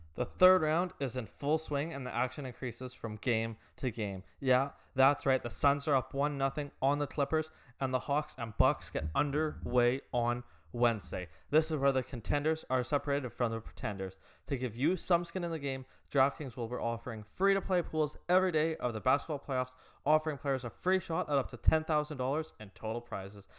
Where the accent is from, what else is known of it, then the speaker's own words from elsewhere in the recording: Canada; now in Vancouver, Canada; from being a Canadian perspective here